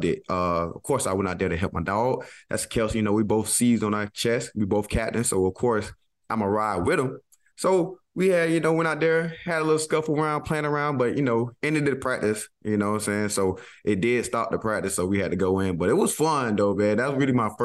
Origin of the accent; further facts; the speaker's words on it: Georgia, United States; moved away; me and Kenny Moore, we know we're guys from Georgia